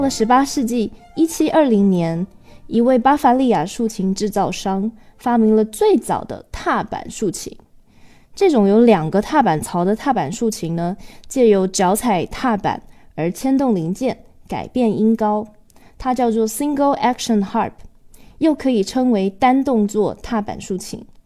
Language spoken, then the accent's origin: Chinese; Taiwan; 我来自台湾